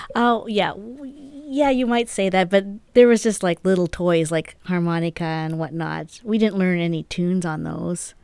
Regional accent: Canada; now in New Mexico, United States; being Canadian

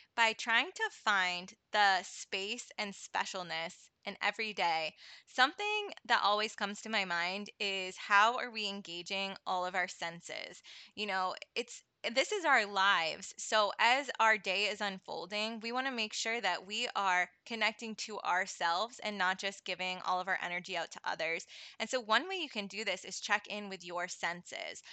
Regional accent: New England, United States; also born or lived in Florida; I've been in New England my whole life

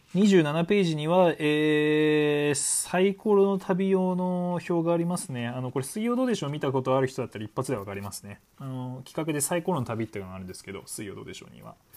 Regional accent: Hokkaido, Japan; 北海道民としてもね

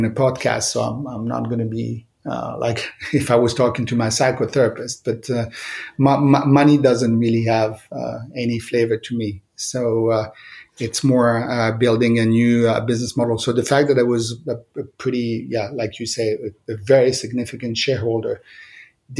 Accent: Monte Carlo, Monaco; moved away as an adult; also born or lived in Lyon, France / Milan, Italy; now in Paris, France; I grew up in Monte Carlo, in the Principality of Monte Carlo.

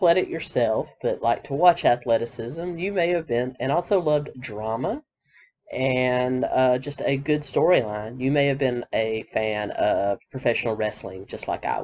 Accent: the South, United States; Growing up in the South, wrestling was a huge part of my life

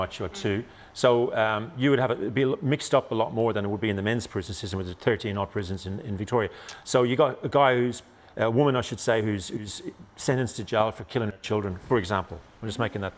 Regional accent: Ireland; I'm Irish

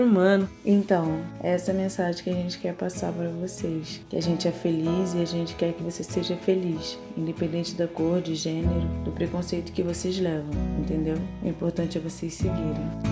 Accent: Rio de Janeiro, Brazil; now in São Paulo, Brazil; sou carioca, mas atualmente moro em São Paulo

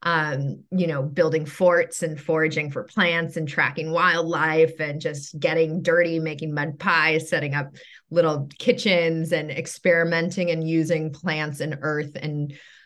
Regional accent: Mill Valley, California, United States; moved away as an adult; also born or lived in New York City; now in Los Angeles, United States; I grew up in Marin in Mill Valley

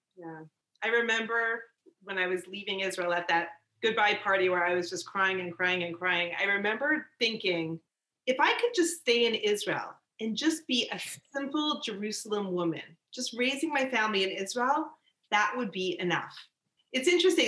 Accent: Canada; I'm from Canada

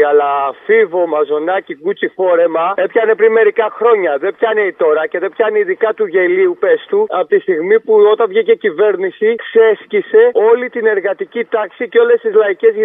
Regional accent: Nea Ionia, Attica, Greece; Εγώ είμαι ένα τύπο που πεθαίνω για τη Νέα Ιωνία, κυριολεκτικά πεθαίνω για την πόλη μου.

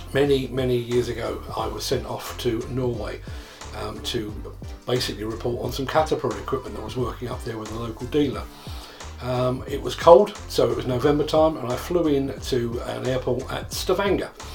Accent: England, United Kingdom; I'm an Englishman

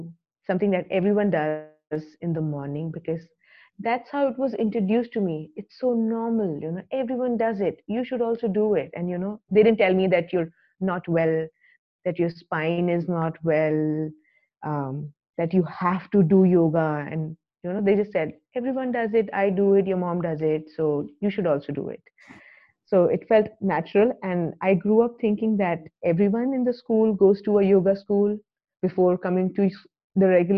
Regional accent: Delhi, India; We are from Delhi

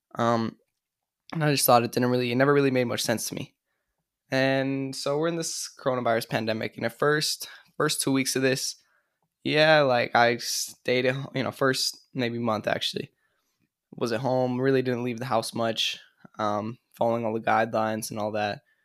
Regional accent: California, United States; moved away as an adult; also born or lived in upstate New York; I'm from California, but I went to school in upstate New York

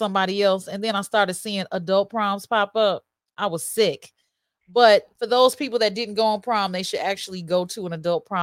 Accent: Chicago, Illinois, United States; I was born right there on Jackson Park at Jackson Park Hospital

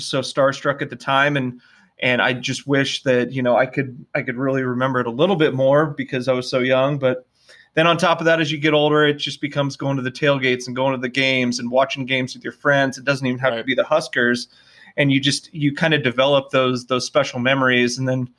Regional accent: Lincoln, Nebraska, United States; we grew up in Lincoln

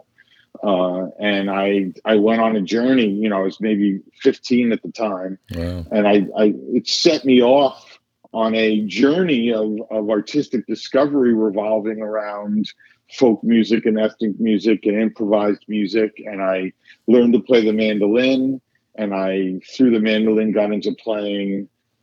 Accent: Hudson Valley, New York, United States; I grew up in the Hudson Valley of New York

